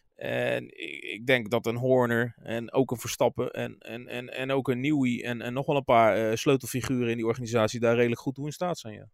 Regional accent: Rotterdam, South Holland, Netherlands; als Rotterdammer met een kleine voorliefde voor Feyenoord

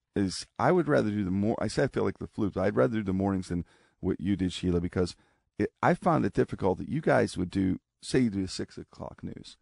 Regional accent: Pittsburgh, Pennsylvania, United States; I'm a kid growing up in Pittsburgh

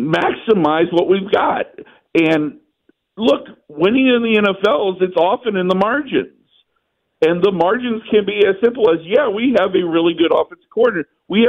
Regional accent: Ohio, United States; I'm a born and bred Ohioan

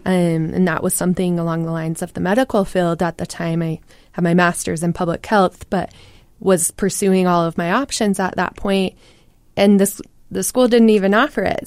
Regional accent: Utah, United States; born or raised there

